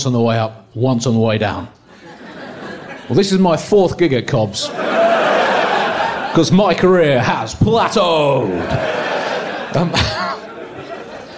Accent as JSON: {"language": "English", "country": "United Kingdom", "said": "I'm a British political comedian."}